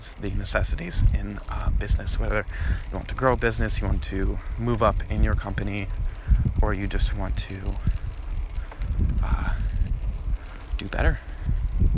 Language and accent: English; New Jersey, United States; growing up in Jersey, I had a bunch of friends